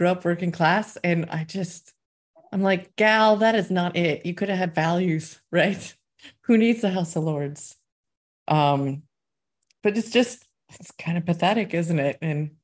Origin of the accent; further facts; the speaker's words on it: United States; now in Scotland, United Kingdom; as an American